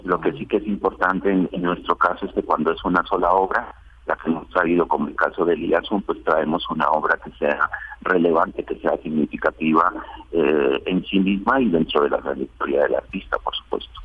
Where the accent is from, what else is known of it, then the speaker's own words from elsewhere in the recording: Colombia; moved away as an adult; now in Spain; desde hace 20 años que vivo en España, porque yo soy colombiano, pero resido allí